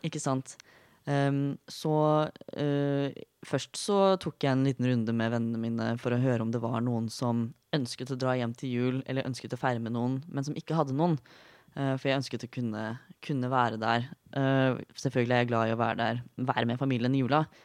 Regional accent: Fredrikstad, Østfold, Norway; now in Oslo, Norway; jeg er fra Fredrikstad, noe som kanskje ikke høres til vanlig, men innimellom så kommer jeg fram

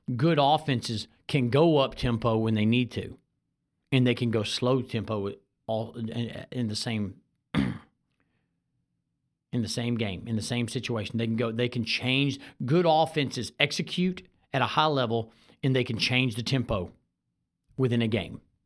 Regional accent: Houston, Texas, United States; I grew up in North Shore.

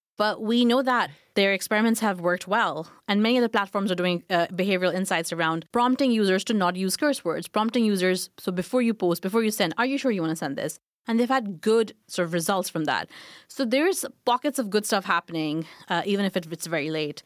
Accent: Pakistan; moved away as an adult; also born or lived in Glasgow, United Kingdom / London, United Kingdom; now in United Kingdom; I grew up in Pakistan

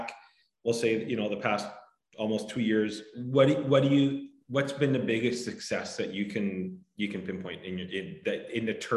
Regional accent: Kamloops, British Columbia, Canada; I'm not originally from Kelowna. I was born and raised in Kamloops

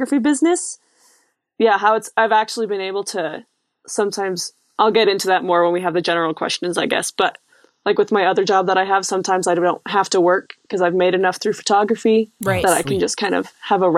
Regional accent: Laurel, Montana, United States; I grew up in Laurel, Montana with you guys

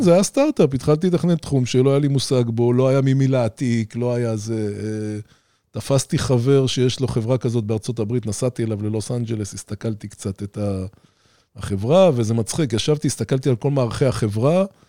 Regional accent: Ramat Gan, Tel Aviv District, Israel; גדלתי במרכז רמת גן

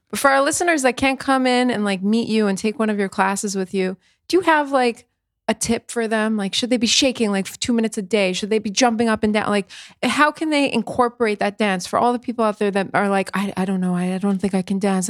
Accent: United States; now in Israel; We're both from the States

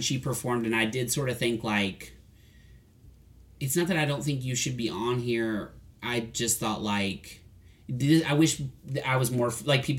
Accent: Hillsborough, United States; I'm from Hillsborough

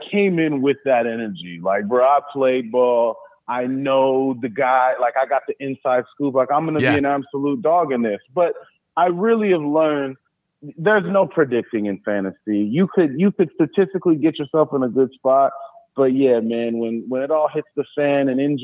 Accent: California, United States; I'm from California

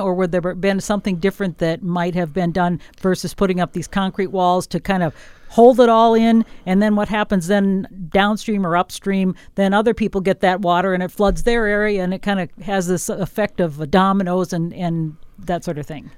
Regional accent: northwest Wisconsin, United States; also born or lived in southern Minnesota; now in Minnesota, United States; I come from Wisconsin in an area of northwest Wisconsin on a, a big farm, and we had sandy soil. So when I moved to southern Minnesota in nineteen eighty-eight

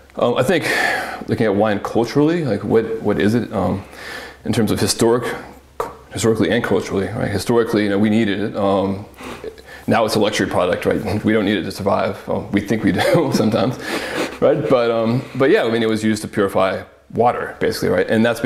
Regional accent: the South, United States; In terms of my personal culture, I grew up in the South. There's not a lot of grapes there. It was more tobacco land.

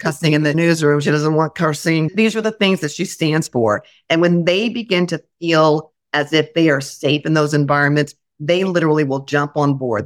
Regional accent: Indianapolis, Indiana, United States; moved away; also born or lived in Oklahoma City / Worcester, Massachusetts / Grand Rapids, Michigan; I went to Indianapolis, my hometown

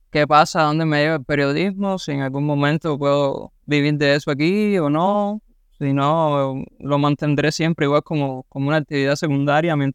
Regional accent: Cuba; moved away; todos somos cubanos y, a la hora de, hablar sobre todo sobre el gobierno de Cuba, todo el mundo confluye, ¿no? En eh, casi que en un mismo punto. Y bueno, sí, la comunidad cubana eh, aquí lo, sabía desde Cuba y lo puedo confirmar ahora que estoy aquí

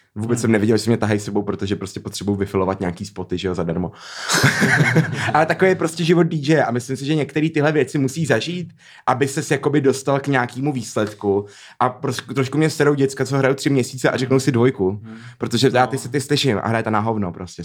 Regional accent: Prague, Czechia; moved away; also born or lived in Tunisia (ancestry); já opět tam přijel jako ten Pražák

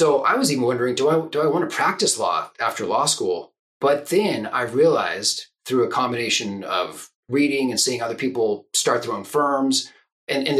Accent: Silicon Valley, Northern California, United States; moved away as an adult; also born or lived in Japan / Hungary; now in Oregon, United States; I grew up in Northern California in Silicon Valley

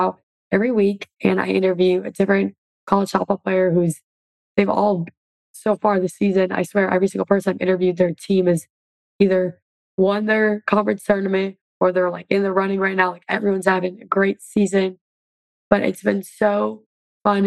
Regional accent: Oshkosh, Wisconsin, United States; moved away; I was able to help raise money for my hometown. We raised together over $100,000 and built a new softball field in Oshkosh, Wisconsin.

